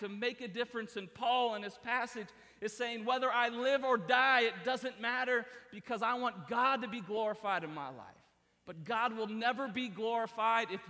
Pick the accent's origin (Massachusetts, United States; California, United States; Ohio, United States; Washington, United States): Ohio, United States; Columbus; moved away; Columbus, Ohio is my hometown. That's where I was born and raised.